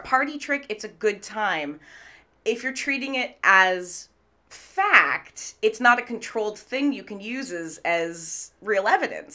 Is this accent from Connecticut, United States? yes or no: no; Redmond, Washington, United States; also born or lived in Manhattan / London; now in Seattle, United States; I grew up in Redmond, so I grew up local.